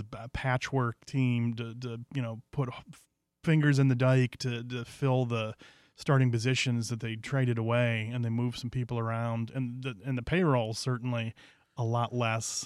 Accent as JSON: {"language": "English", "town": "Cleveland", "region": "Ohio", "country": "United States", "said": "I'm from Cleveland, a lifelong Indians fan"}